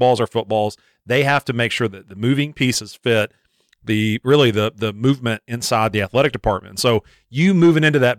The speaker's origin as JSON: {"language": "English", "town": "Frankfort", "region": "Kentucky", "country": "United States", "tie": "born or raised there", "said": "growing up in Frankfort, right next door to Lexington"}